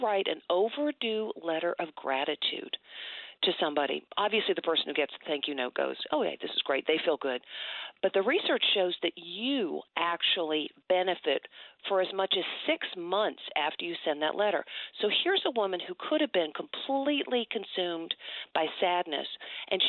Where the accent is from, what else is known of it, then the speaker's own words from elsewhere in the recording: Georgia, United States; moved away; I love my home state.